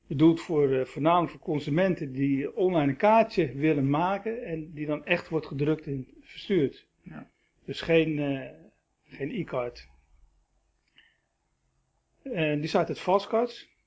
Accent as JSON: {"language": "Dutch", "town": "Rotterdam", "region": "South Holland", "country": "Netherlands", "tie": "born there", "also_born_or_lived": "Schagen", "said": "ik ben geboren in Rotterdam. mijn ouders zijn op"}